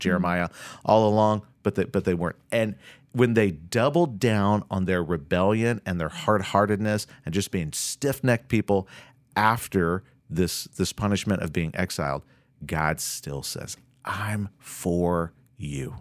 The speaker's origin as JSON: {"language": "English", "region": "Florida", "country": "United States", "tie": "born or raised there", "moved": "yes", "lives_now": "Minnesota, United States", "said": "I grew up doing in Florida"}